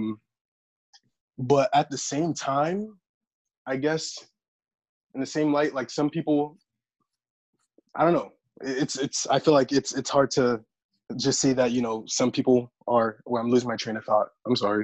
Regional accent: Miami, Florida, United States; I am from Miami originally. I am Haitian. Well, my family's Haitian. I was born in Miami

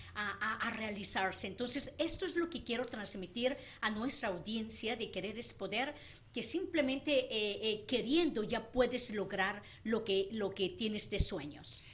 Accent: Sinaloa, Mexico; Soy sinaloense, mexicana

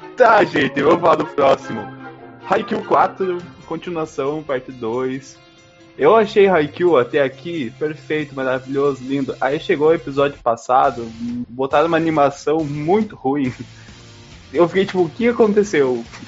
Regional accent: Brazil; eu sou brasileiro

